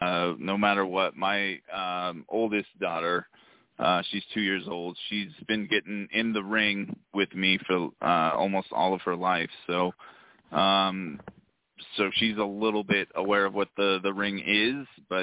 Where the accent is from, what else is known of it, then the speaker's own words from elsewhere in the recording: Utah, United States; I'm from Utah, wrestle out of Utah.